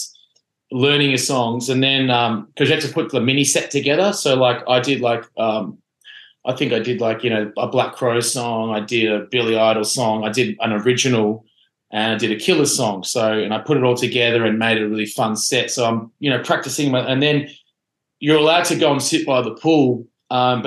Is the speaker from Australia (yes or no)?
yes; Australia; moved away as an adult; now in Los Angeles, United States; I didn't grow up in America where you can do it. I grew up in Australia